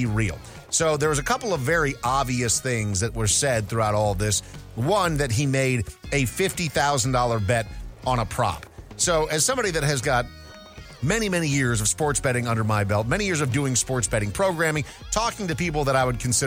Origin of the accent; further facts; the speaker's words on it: Brainerd, Minnesota, United States; moved away; also born or lived in St. Paul, Minnesota; I had a wonderful experience growing up there